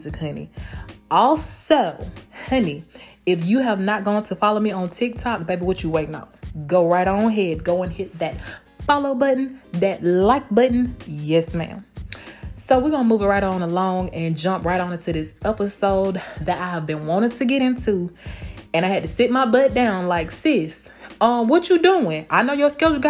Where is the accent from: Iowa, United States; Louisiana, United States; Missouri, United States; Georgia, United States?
Georgia, United States; Blakely; now in Tampa, United States; my hometown of Blakely, Georgia, 229